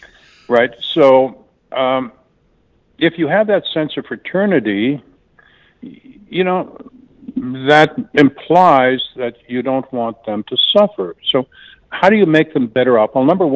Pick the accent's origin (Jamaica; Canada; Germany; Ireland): Canada; now in United States; you know, I'm from Canada originally, and Canadian medical care is just way better than people think it is.